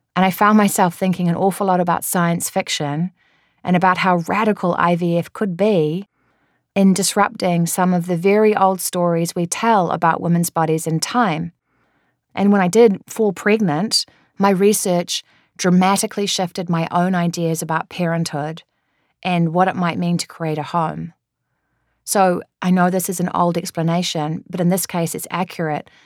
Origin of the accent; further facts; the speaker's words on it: New Zealand; moved away; I'm a New Zealander